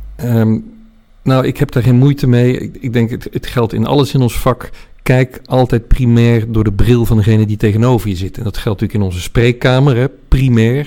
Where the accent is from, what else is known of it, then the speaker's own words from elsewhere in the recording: 's-Hertogenbosch, North Brabant, Netherlands; moved away as an adult; also born or lived in The Hague / Nijmegen / Delft / Utrecht; toen beland in Den Bosch, waar hij zich vestigde als gynaecoloog. Daar heb ik van mijn zes tot mijn achttiende gewoond